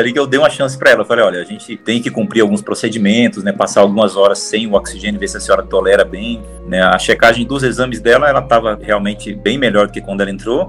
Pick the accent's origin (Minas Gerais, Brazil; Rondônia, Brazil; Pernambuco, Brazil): Rondônia, Brazil; moved away as an adult; now in São Paulo, Brazil; Eu venho de Rondônia, né, vim de um outro estado para cá, para São Paulo, assim que eu me formei